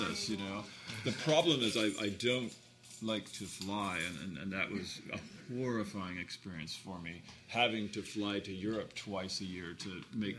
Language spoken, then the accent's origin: English; Hermosa Beach, California, United States; I grew up in Hermosa Beach and I was a boy in the 70s